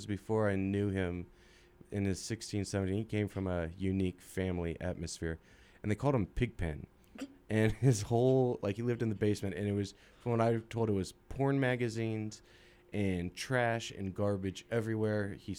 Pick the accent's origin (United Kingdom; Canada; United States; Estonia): United States; California; moved away as an adult; now in Utah, United States; I came out from California.